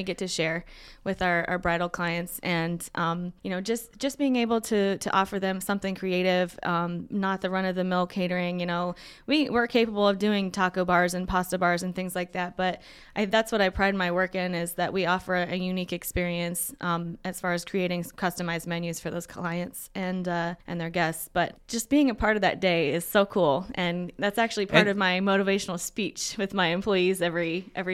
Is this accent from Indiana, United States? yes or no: yes; Muncie, Indiana, United States; also born or lived in Minnesota; grew up here in Muncie. We were around until I was in about second grade, and then my family moved off to Minnesota, and we were gone till about fifth grade. But I've been here